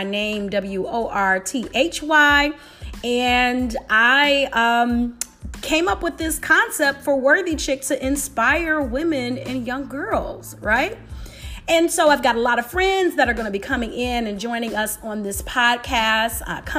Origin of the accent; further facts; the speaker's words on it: Detroit, Michigan, United States; I'm a city girl. I'm from Detroit